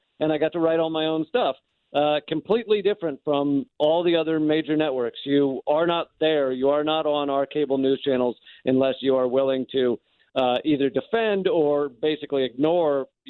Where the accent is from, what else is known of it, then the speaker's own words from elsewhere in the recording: United States; I'm an American in America